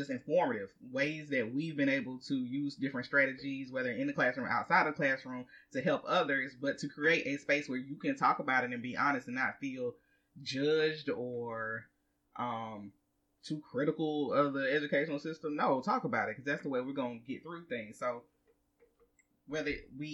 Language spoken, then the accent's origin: English; the South, United States; accent: Southern; we are from the South, so our Southern slang will come in, and we are unapologetic about our Southern slang